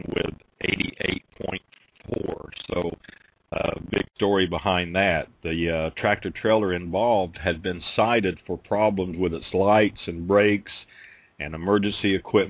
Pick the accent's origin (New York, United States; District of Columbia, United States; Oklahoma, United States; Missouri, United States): Oklahoma, United States; now in Florida, United States; my home state of Oklahoma